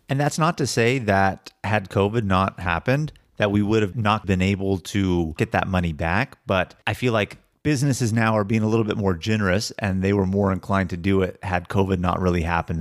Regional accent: Sacramento, California, United States; we grew up in Sacramento

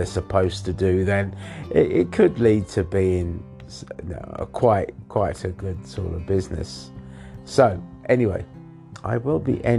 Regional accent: England, United Kingdom; now in Thailand; I was born in England.

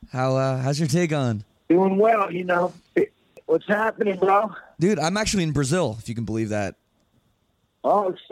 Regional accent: Canada; I'm Canadian.

